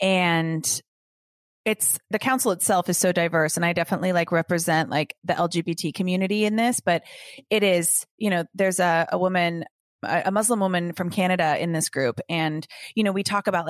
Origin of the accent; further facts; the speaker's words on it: Los Angeles, California, United States; I grew up a dancer in Los Angeles